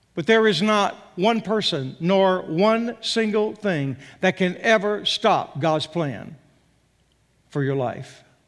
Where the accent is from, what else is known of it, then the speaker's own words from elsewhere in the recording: Texas, United States; moved away as an adult; also born or lived in Arkansas; born and raised in Texas